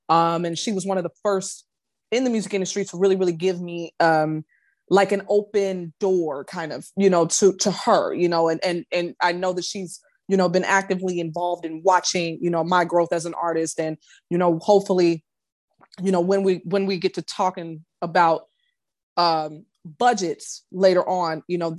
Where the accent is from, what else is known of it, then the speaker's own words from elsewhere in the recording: Chicago, Illinois, United States; also born or lived in Brooklyn, New York; now in Atlanta, United States; I'm from Chicago, so you know, New York has that same kind of, you know, grittiness that I'm used to. You know, that Midwestern grittiness, and I traded all of that for the Peach State.